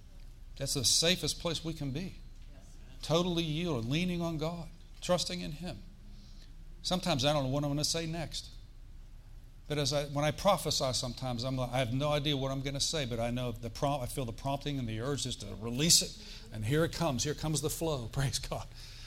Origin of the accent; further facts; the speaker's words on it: Florida, United States; We're here from Florida.